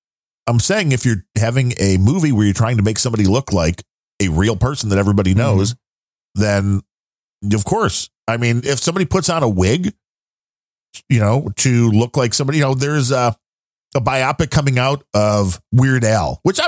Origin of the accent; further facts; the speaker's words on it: New Jersey, United States; Are you from Jersey? I'm from Jersey.